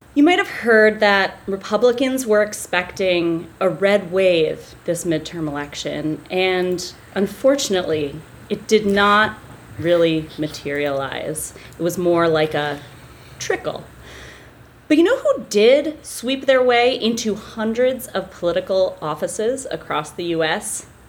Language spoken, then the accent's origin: English; Bedford, New Hampshire, United States; I'm from New Hampshire, I grew up in Bedford.